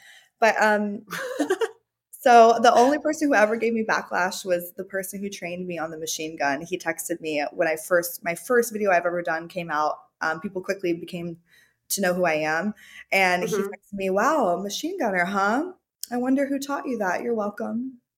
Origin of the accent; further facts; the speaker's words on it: Hawaii, United States; Yeah. So I grew up in Hawaii. My parents were military, so they were really hard on me. But I grew up in Hawaii and I just surfed, skipped school a lot.